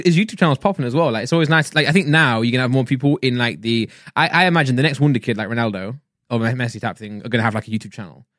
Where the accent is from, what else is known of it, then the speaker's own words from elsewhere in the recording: England, United Kingdom; if we're English and British, we'll say healthy